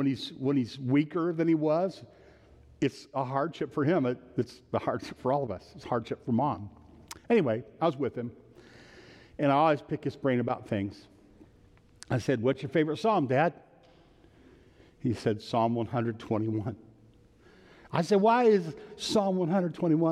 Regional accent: Ohio, United States; now in Michigan, United States; I was born in Ohio

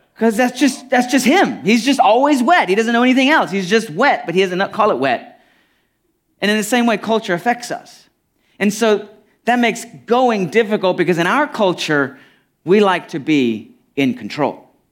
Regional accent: United States; I'm real familiar with my culture as an American

